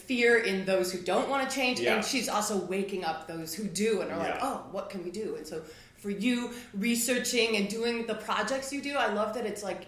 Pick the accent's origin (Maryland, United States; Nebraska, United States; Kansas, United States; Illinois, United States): Illinois, United States; Chicago; moved away as an adult; also born or lived in Indiana; I'm born and raised in Chicago